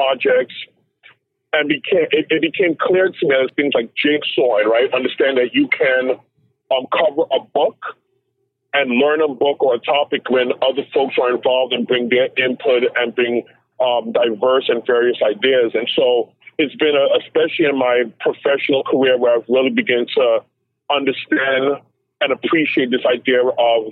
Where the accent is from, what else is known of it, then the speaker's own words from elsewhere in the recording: New York City, New York, United States; growing up in Crown Heights, Brooklyn